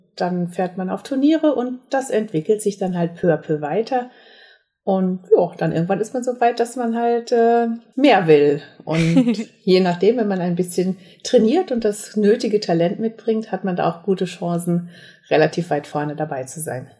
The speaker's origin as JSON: {"language": "German", "town": "Herscheid", "region": "North Rhine-Westphalia", "country": "Germany", "tie": "born or raised there", "also_born_or_lived": "Mainz", "moved": "as an adult", "lives_now": "Bensheim, Germany", "said": "ich komme aus dem Sauerland, aus Herscheid. Dort haben meine Eltern eine Minigolfanlage gehabt."}